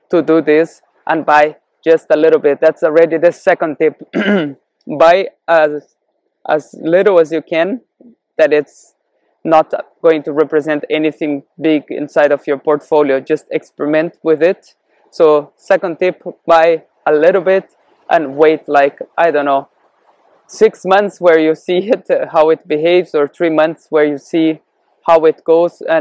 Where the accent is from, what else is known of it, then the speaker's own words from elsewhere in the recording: Brazil; born there; also born or lived in Canada / Europe / Cape Verde; I was born in Brazil and I experienced hyperinflation there and also I've been living in Canada and Europe where economy has been a lot more stable. Also in Africa, in the Cape Verde Islands.